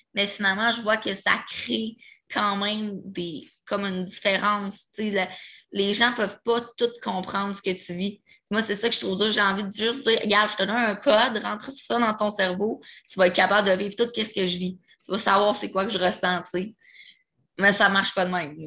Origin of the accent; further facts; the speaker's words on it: Repentigny, Quebec, Canada; also born or lived in Pointe-aux-Trembles, Montreal; je viens de Repentigny, full Rive-Nord